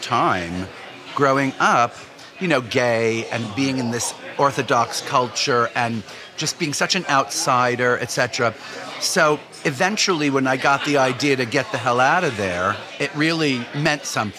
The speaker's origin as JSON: {"language": "English", "region": "New York", "country": "United States", "tie": "born or raised there", "said": "as a New Yorker"}